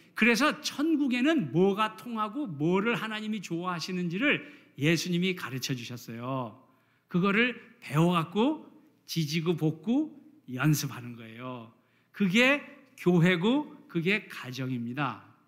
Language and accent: Korean; South Korea; now in United States; 우리 한국에서 자란 사람들은